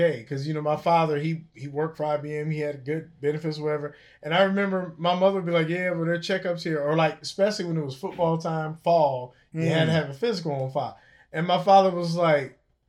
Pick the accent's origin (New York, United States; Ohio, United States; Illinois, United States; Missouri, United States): Ohio, United States; Cincinnati; I'm from Cincinnati.